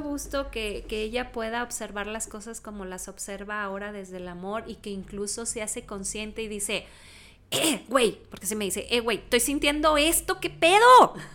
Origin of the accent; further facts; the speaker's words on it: Texas, United States; nací en Texas, en un lugar donde hace frío también